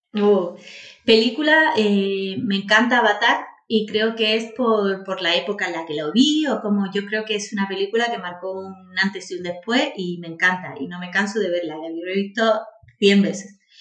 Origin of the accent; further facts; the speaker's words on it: Priego de Córdoba, Andalusia, Spain; moved away as an adult; now in Málaga, Spain; yo soy natural de Priego de Córdoba. Viví allí hasta los dieciocho años, luego me vine y ya soy malagueña